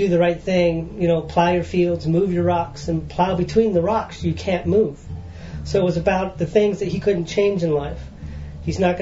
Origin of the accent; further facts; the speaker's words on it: Colorado, United States; also born or lived in Nashville; now in Ontario, Canada; grew up in Colorado